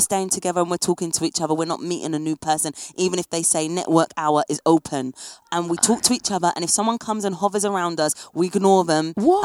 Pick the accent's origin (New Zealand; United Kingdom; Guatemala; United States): United Kingdom; England; moved away as an adult; now in France; as an English person